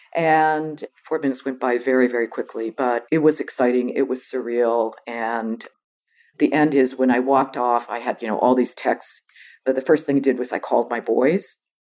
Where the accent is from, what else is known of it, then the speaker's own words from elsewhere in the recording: Boston, Massachusetts, United States; moved away as an adult; also born or lived in San Francisco; I grew up in Boston